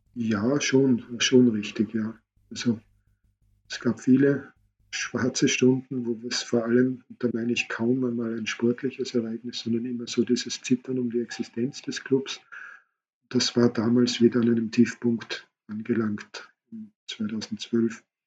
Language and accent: German; Austria; bei uns in Österreich